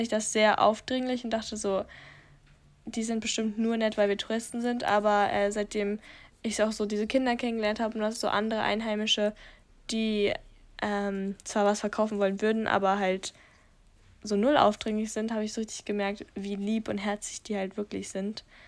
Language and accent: German; Germany; bei uns in Deutschland